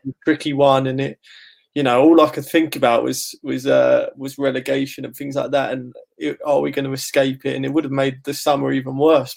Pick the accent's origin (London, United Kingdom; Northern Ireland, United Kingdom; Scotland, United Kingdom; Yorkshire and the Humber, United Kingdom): London, United Kingdom; Ilford; me and my family we grew up in Ilford